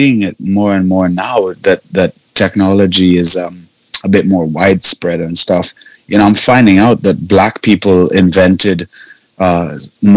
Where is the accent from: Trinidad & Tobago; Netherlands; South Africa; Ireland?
Trinidad & Tobago; moved away; also born or lived in Canada; I'm from the Caribbean